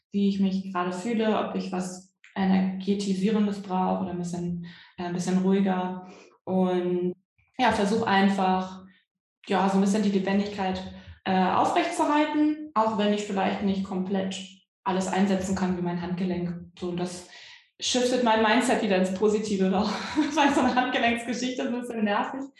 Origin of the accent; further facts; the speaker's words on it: Hamburg, Germany; ich komme aus Hamburg, äh, versuche den Akzent so niedrig wie möglich zu halten, deutlich zu sprechen.